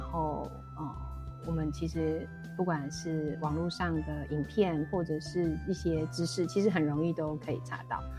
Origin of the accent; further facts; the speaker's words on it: Taipei, Taiwan; moved away as an adult; also born or lived in Zhuangwei, Yilan; now in Yilan, Taiwan; 我是那个台北万华